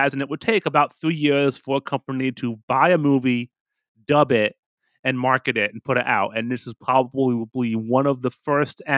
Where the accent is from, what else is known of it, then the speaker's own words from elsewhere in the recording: United States; I'm an American here.